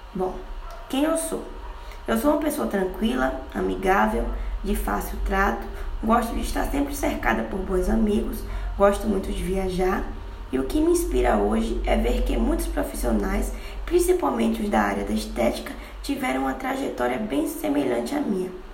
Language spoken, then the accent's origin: Portuguese; Feira de Santana, Bahia, Brazil; sou natural de Feira de Santana, Bahia